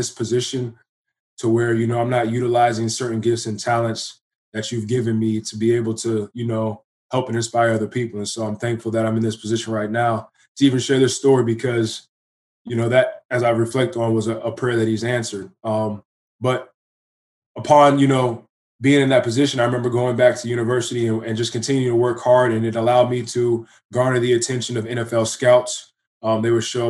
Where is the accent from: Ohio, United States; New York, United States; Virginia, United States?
Virginia, United States; Fairfax; moved away as an adult; now in Canada; I'm originally from Virginia, Fairfax, to be exact